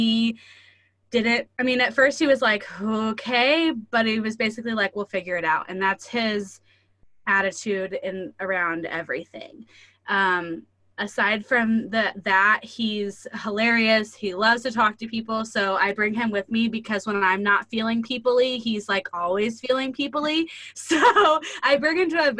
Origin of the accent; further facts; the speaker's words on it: rural Indiana, United States; I live in super, super rural Indiana and less than 1,000 people in my hometown. And so my husband is actually, we still live here where we were both raised and went to school